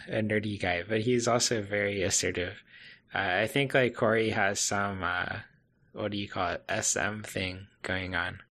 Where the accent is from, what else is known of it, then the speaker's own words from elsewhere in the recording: United States; as an American uh, camper